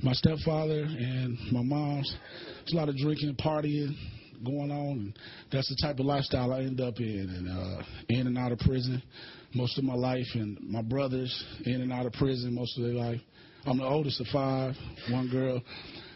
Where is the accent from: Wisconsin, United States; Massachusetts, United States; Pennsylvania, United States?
Wisconsin, United States; Milwaukee; I grew up in Milwaukee, Wisconsin